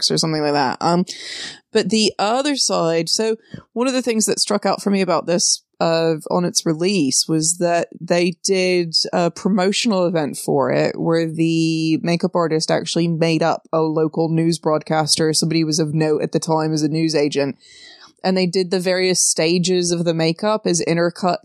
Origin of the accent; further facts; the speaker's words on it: Memphis, Tennessee, United States; I come from Memphis